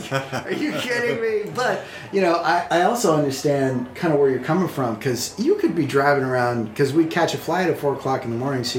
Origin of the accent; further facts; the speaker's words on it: Midwest, United States; I'm from the Midwest, where it's just like, you know, you got from both one side to the other. It's wide open space.